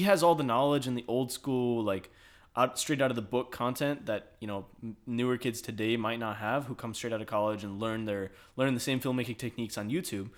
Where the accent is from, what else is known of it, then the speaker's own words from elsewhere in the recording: Michigan, United States; now in Texas, United States; I'm from Michigan